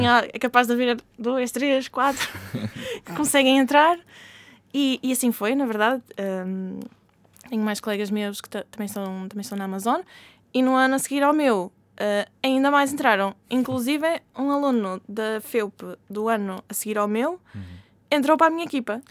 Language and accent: Portuguese; Portugal; first language Portuguese; moved away as an adult; voltar a Portugal, uhum. um, estar perto da família, falar a minha língua nativa